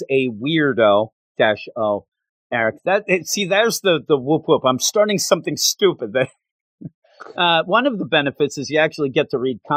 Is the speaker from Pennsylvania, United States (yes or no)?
yes; outside Philadelphia, Pennsylvania, United States; moved away as an adult; also born or lived in West Virginia; I'm from outside Philadelphia.